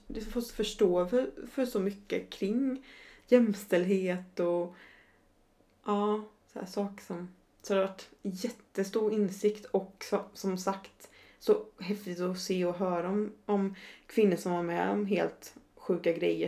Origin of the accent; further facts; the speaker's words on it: Sweden; now in Stockholm, Sweden; I'm from a rural village. Mm. Tror jag sa, in Sweden